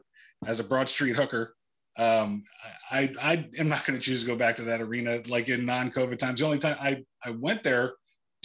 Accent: New Jersey, United States; I'm from New Jersey

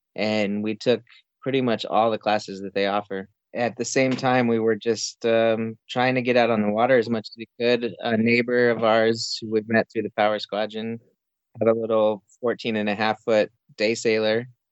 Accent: New Mexico, United States; moved away as an adult; also born or lived in Florida; I grew up in New Mexico

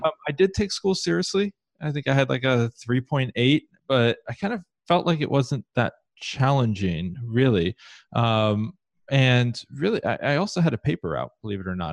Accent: Columbus, Ohio, United States; I grew up in Columbus, Ohio

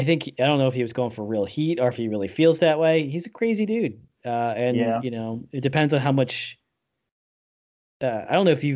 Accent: East Coast, United States; I'm from the East Coast too

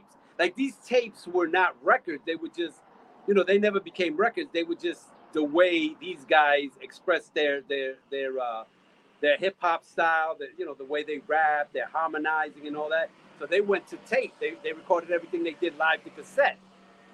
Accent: New York City, New York, United States; I was born in Queens, so I'm from Queens, New York.

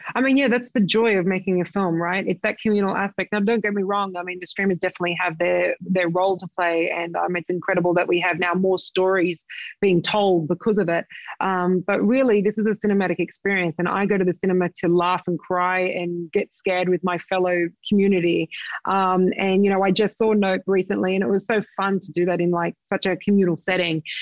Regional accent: Sydney, New South Wales, Australia; my hometown in Sydney Australia

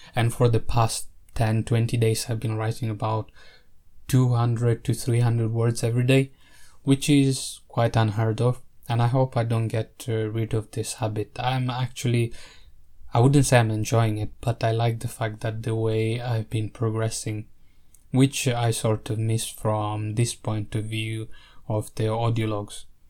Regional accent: Italy; I grew up in Italy

